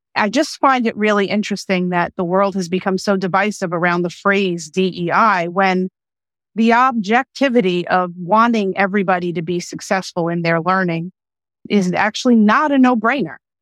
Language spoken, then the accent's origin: English; United States; first language English; also born or lived in Austria